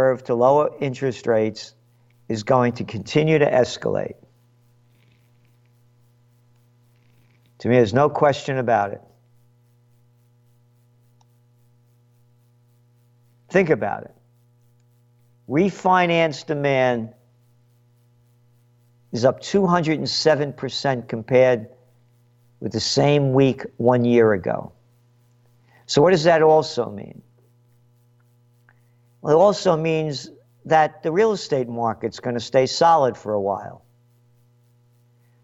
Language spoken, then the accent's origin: English; United States; As an American